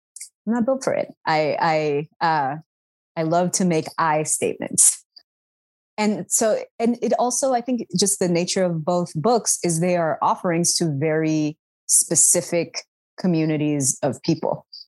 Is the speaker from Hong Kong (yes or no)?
no; Sudan; accent: Sudani; here is how I, in my Sudani accent, would spell this.